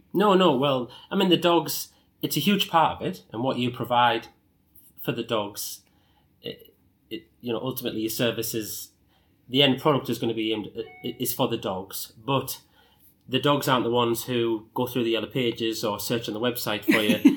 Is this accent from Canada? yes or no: no; Sunderland, North East England, United Kingdom; I started off as a dog walker in my hometown of Sunderland